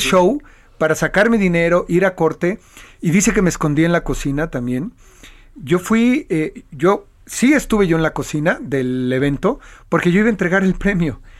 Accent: Mexico; Como mexicano, como latino

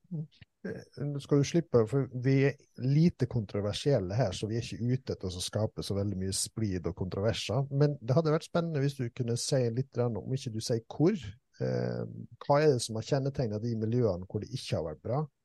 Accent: Langevåg, Møre og Romsdal, Norway; jeg er fra Langevågen

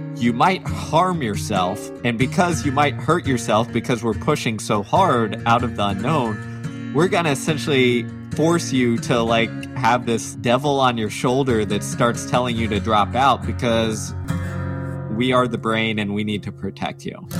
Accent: Texas, United States; growing up in the South, in Texas, as a diehard athlete

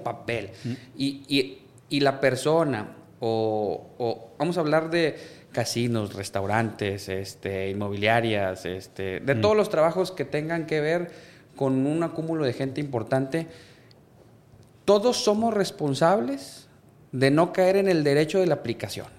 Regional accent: Monterrey, Nuevo León, Mexico; soy de Monterrey, Nuevo León. Aquí vivo, aquí tengo mi familia, aquí me formé

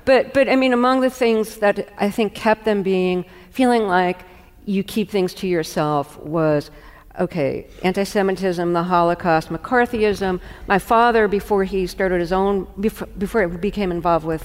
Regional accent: New York City, New York, United States; growing up in Brooklyn

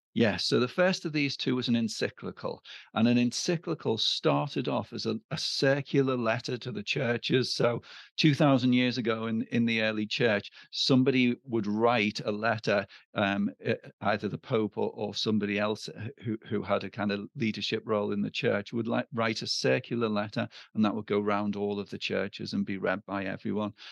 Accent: Liverpool, North West England, United Kingdom; I'm from Liverpool

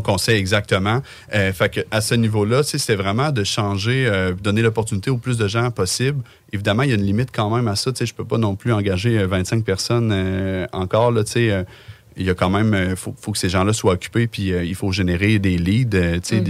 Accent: Lévis, Quebec, Canada; on vient les deux de Lévis

